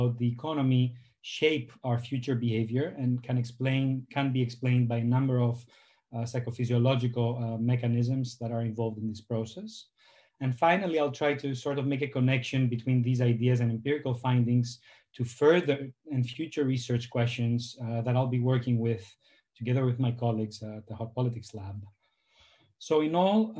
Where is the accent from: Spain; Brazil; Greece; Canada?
Greece; moved away as an adult; now in Amsterdam, Netherlands; I'm from Greece